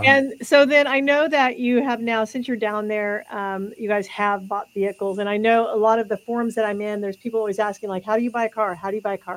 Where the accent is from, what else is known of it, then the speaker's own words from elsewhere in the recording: California, United States; I grew up in California also